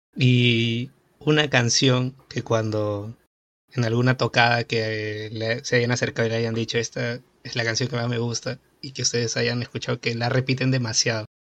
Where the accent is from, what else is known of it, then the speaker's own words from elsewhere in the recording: Peru; soy de Perú